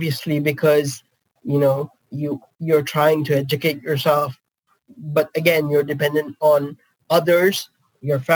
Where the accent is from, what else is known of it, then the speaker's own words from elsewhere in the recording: India; also born or lived in Netherlands; now in United Kingdom; I was born and brought up in India and then moved to the Netherlands and now the UK